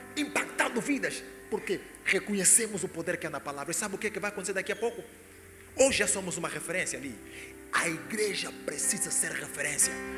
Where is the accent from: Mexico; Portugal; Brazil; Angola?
Angola; moved away as an adult; I'm from Angola.